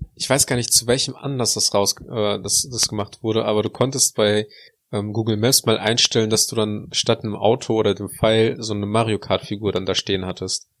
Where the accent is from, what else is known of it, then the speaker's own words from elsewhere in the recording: Russia; now in Germany; bei uns in Russland